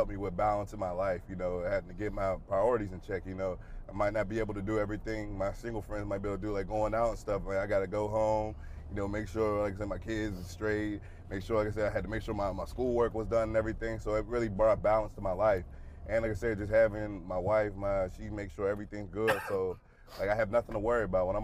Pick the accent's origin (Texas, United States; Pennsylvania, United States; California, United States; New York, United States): Pennsylvania, United States; Pittsburgh; moved away; I grew up a Steelers fan. I'm from Pittsburgh